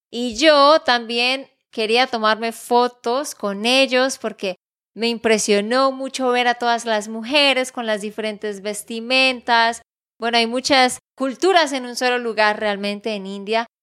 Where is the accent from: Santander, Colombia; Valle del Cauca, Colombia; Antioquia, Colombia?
Santander, Colombia; de Santander, Colombia